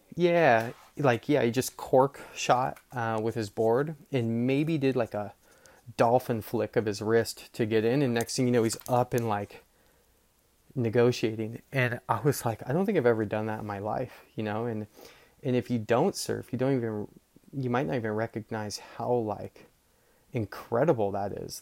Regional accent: Marin, California, United States; I grew up surfing in Marin

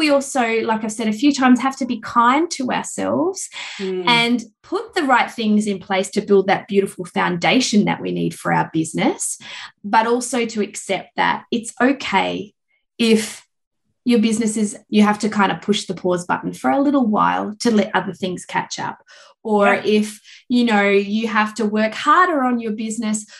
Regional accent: Perth, Western Australia, Australia; moved away; I flew interstate to Perth, my hometown

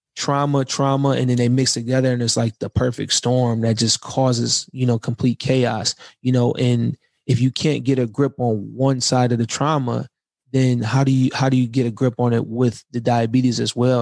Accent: right outside of Detroit, Michigan, United States; moved away; also born or lived in California; I'm I'm from right outside of Detroit.

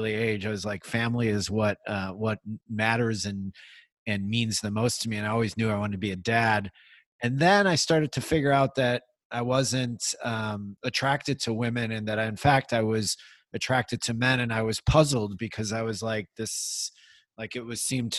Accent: Midwest, United States; now in Bay Area, United States; I grew up in the Midwest in a Irish, German, Catholic family

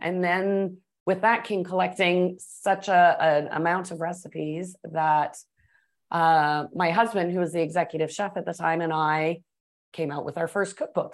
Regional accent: Toronto, Ontario, Canada; moved away as an adult; also born or lived in Atlanta / Texas / Colorado / New Orleans; I was born in Atlanta, grew up in Toronto, went back to the States to work and cook a bit

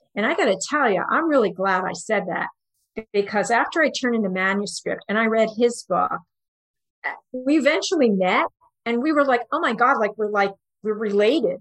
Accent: New York, United States; also born or lived in Houston; I'm from New York

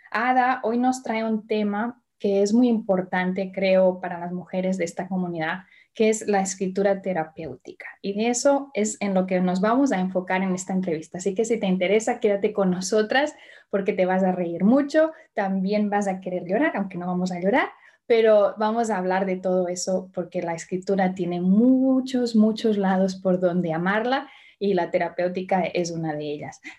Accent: Spain; now in Indianapolis, United States; hoy tenemos pues la ventaja de que está en mi tierra. Así que ella está ubicada, no como yo.

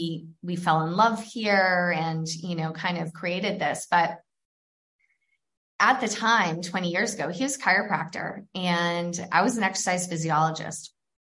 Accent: New Hampshire, United States; also born or lived in Atlanta, Georgia / California; now in Florence, Italy; I'm from New Hampshire

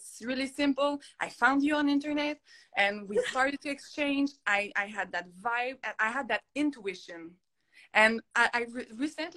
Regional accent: Montreal, Quebec, Canada; first language French; English is a second language; my first language is French. Like you maybe can hear my little accent. I am from Montreal

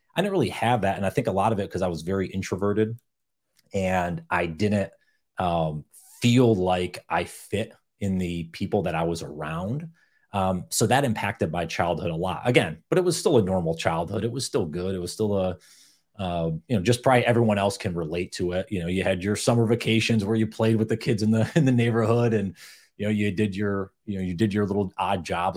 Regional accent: upstate New York, United States; I grew up in upstate New York

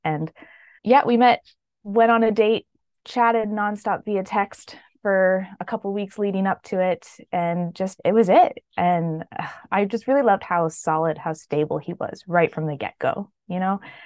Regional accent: Canada; also born or lived in British Columbia; I am Canadian, living in British Columbia

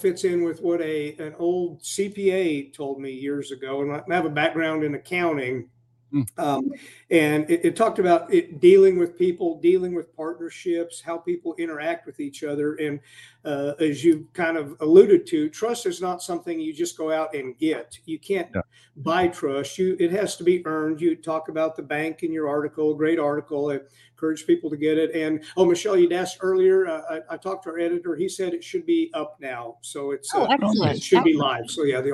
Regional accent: Wyoming, United States; also born or lived in Lubbock, Texas; now in Austin, United States; growing up in Wyoming and then having lived in Lubbock for the last 30 years, now down here in Austin

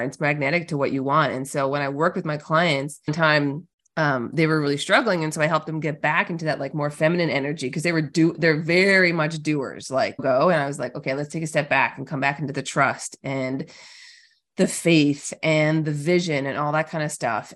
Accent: Newfoundland and Labrador, Canada; I'm a Canadian, born and bred up north in Newfoundland, Canada

